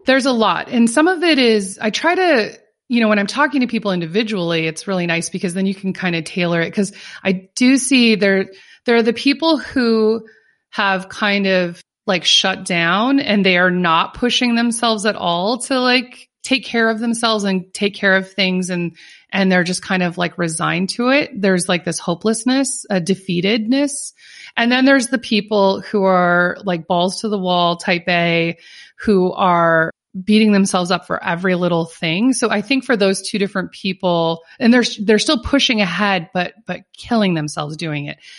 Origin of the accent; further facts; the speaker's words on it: Minnesota, United States; also born or lived in California; now in North Carolina, United States; I'm originally from Minnesota